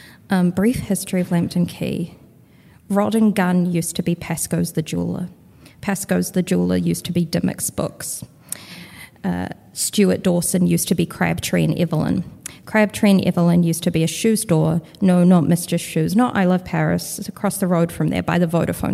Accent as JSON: {"language": "English", "region": "Wellington", "country": "New Zealand", "said": "I'm from Wellington, New Zealand."}